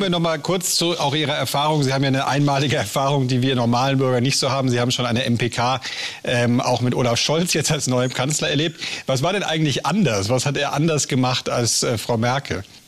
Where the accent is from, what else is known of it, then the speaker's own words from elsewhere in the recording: Rhineland, Germany; als Rheinländer blutet mir persönlich natürlich das Herz